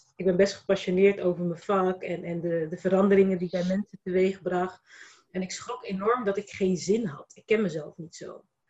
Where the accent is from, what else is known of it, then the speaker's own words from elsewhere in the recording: Rotterdam, South Holland, Netherlands; Ik ben Rotterdamse. Ik ben ook Kaapverdiaanse